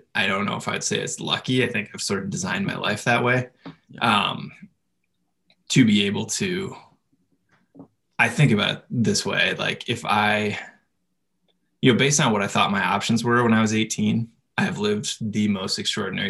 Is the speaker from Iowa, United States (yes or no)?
yes; Iowa, United States; moved away; I grew up in Iowa, which is a very practical place to live.